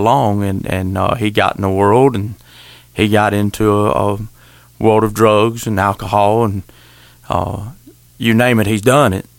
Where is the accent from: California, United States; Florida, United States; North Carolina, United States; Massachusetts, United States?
Florida, United States; Wakulla County; accent: country twang; We're all from Wakulla County except Tater